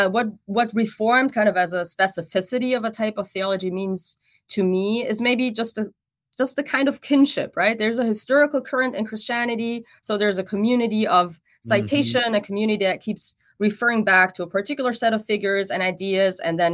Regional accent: Germany; And I come from Germany and there even, I mean, I think even more than in the US scene, after World War I, the theological scene was very much dominated by Bart's theology

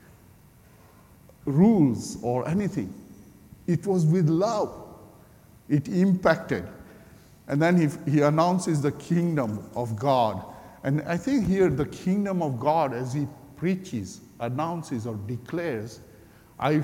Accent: Kenya; moved away as an adult; I'm Kenyan-born Indian. Gujarati Hindu background believer. And I became believer in Kenya some almost 40 years ago. And I followed Jesus and then I came here

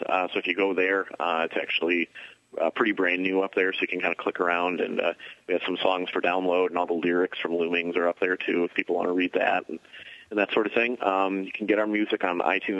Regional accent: Milwaukee, Wisconsin, United States; now in Chicago, United States; I grew up in Milwaukee.

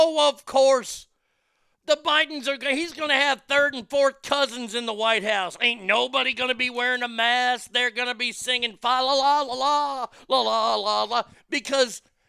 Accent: United States; as an American

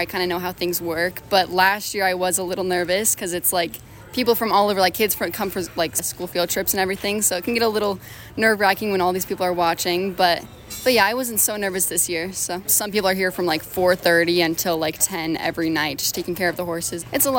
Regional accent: Boulder, Colorado, United States; I'm from Boulder, Colorado.

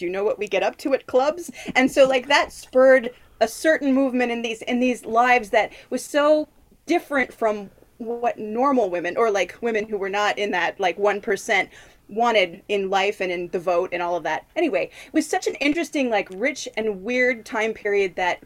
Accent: Arizona, United States; moved away as an adult; now in Westerly, United States; I grew up in Arizona

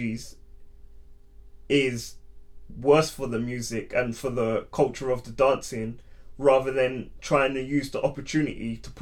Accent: London, United Kingdom; I'm born and raised in London, but I've been to Jamaica many times

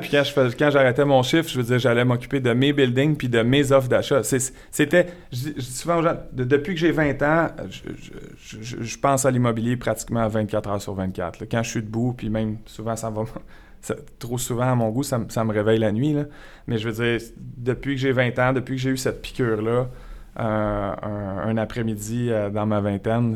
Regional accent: Montreal region, Quebec, Canada; also born or lived in Sherbrooke, Quebec; un gars originaire de Sherbrooke, resté là jusqu'à 7 ans. Ensuite de ça, mon père a un travail à Montréal, donc on s'est envenu dans la région de Montréal

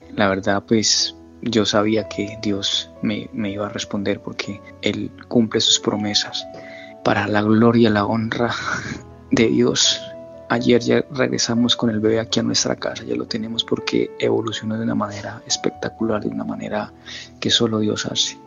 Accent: Colombia; now in Linden, United States; soy colombiano y en estos momentos vivo en New Jersey, Linden, New Jersey

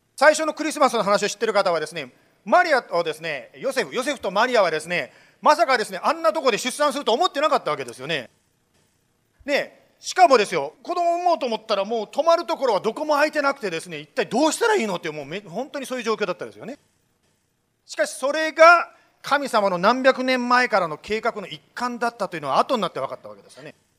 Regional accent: Japan; 私は日本で生まれて日本で育ったものなんですけども

